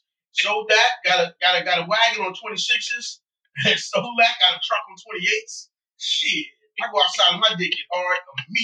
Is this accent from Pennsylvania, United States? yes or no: yes; Philadelphia, Pennsylvania, United States; I was in North Philly pretty rough.